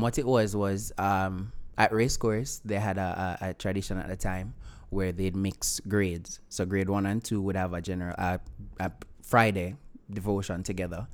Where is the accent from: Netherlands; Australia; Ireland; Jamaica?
Jamaica; Vernam Field, Clarendon; I'm from Clarendon